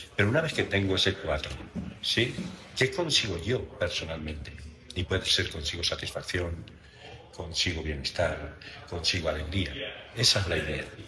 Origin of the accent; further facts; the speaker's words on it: Valencia, Valencian Community, Spain; now in Mexico; donde yo nací en Valencia, en España